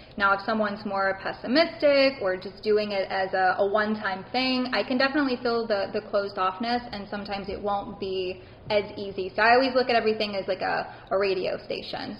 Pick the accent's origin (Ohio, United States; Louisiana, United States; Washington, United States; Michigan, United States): Louisiana, United States; Baton Rouge; Originally, yes, I'm from Baton Rouge, Louisiana.